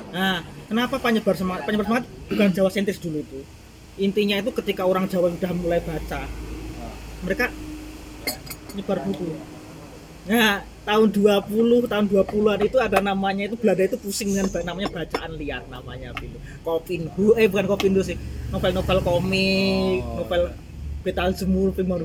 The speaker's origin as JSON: {"language": "Indonesian", "region": "Java", "country": "Indonesia", "said": "aku orang Jawa"}